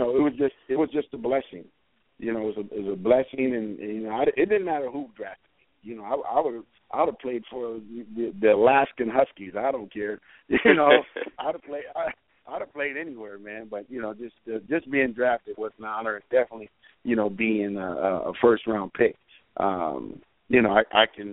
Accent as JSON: {"language": "English", "town": "Los Angeles", "region": "California", "country": "United States", "also_born_or_lived": "Washington", "moved": "as an adult", "said": "I'm from South Central L.A."}